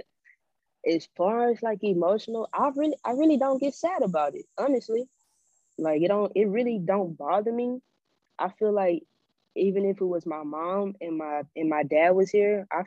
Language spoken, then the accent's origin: English; Louisiana, United States; I'm from Louisiana